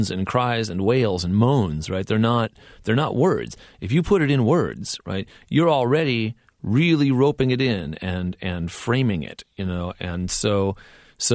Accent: California, United States; I grew up in California

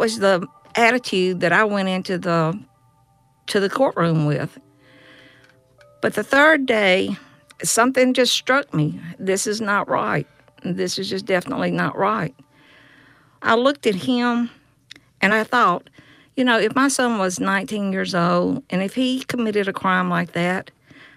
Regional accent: Yazoo City, Mississippi, United States; I'm from Yazoo City, Mississippi.

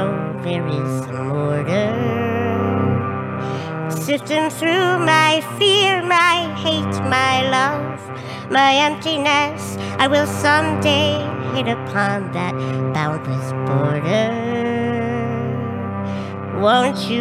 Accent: Duluth, Minnesota, United States; I am from Duluth, Minnesota

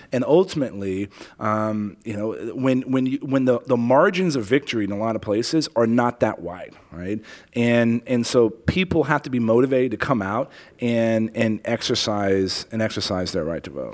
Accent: San Antonio, Texas, United States; also born or lived in Helotes, Texas / Afghanistan; I grew up in Leon Valley

